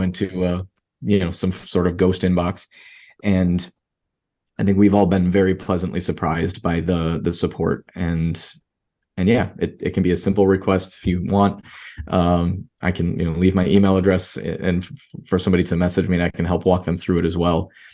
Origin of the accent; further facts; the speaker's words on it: Rochester, New York, United States; now in Miami, United States; I live in Miami, Florida, and I was, you know, born and raised in Rochester, New York